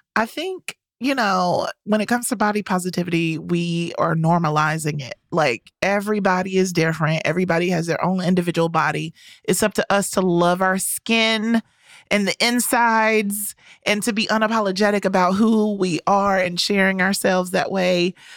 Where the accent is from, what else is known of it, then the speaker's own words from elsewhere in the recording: the South, United States; I'm from the South